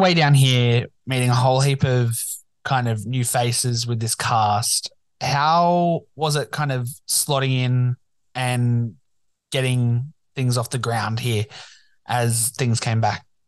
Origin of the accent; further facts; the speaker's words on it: Newcastle, New South Wales, Australia; it's my hometown